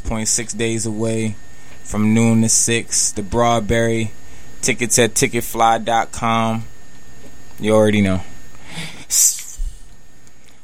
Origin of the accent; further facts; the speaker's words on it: Richmond, Virginia, United States; We in Northside right now. I'm from Richmond